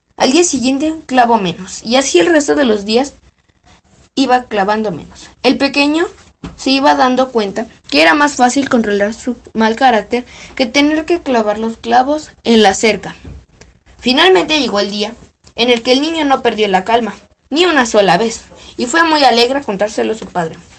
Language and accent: Spanish; Mexico City, Mexico; Soy de la Ciudad de México.